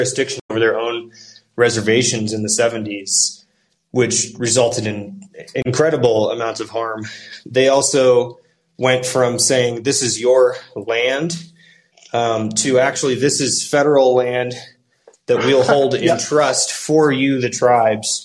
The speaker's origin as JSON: {"language": "English", "town": "Seattle", "region": "Washington", "country": "United States", "said": "I'm from Seattle, and I've worked with a couple of tribes in Washington State"}